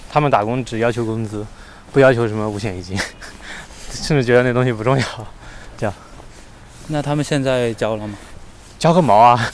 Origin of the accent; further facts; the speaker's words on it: Shou County, Anhui, China; moved away; 我老家就是在，呃，寿县哦。它是，寿县，它是战国时候就是楚国的国都，对嗯。然后是一个，反正就是一个小县城嘛。然后但是我是县城下面的镇，镇子里面的小村